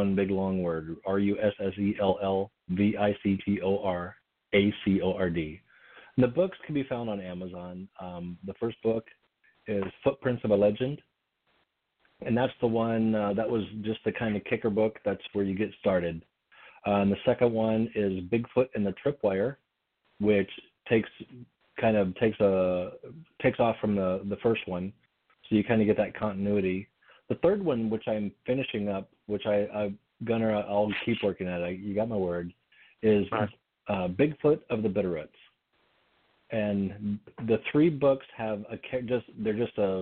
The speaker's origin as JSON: {"language": "English", "region": "Montana", "country": "United States", "tie": "born or raised there", "said": "I grew up in Montana"}